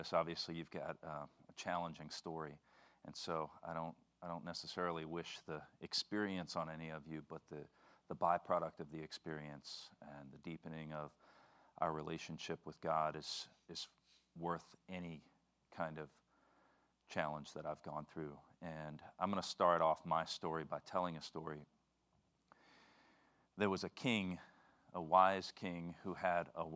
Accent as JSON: {"language": "English", "town": "New Orleans", "region": "Louisiana", "country": "United States", "moved": "as an adult", "said": "I'm from New Orleans. I moved here in November of 2007"}